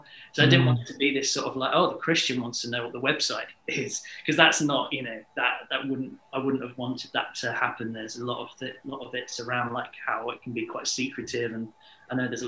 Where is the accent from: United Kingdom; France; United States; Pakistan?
United Kingdom; Hastings, South East England; So I am from Hastings, sunny Hastings, down on the south coast. I haven't moved away from Hastings.